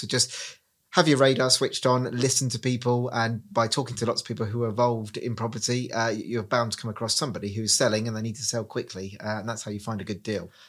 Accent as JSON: {"language": "English", "town": "Reading", "region": "South East England", "country": "United Kingdom", "moved": "as an adult", "lives_now": "Cornwall, United Kingdom", "said": "I'm originally from Reading, moved to Cornwall nine years ago"}